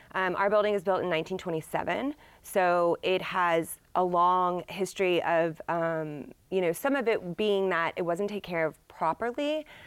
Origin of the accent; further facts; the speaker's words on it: Dallas, Texas, United States; now in Shreveport, United States; I'm from the Dallas area